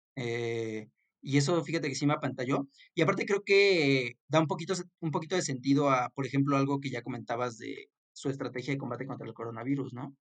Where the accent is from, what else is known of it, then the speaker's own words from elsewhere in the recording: Mexico; yo como mexicano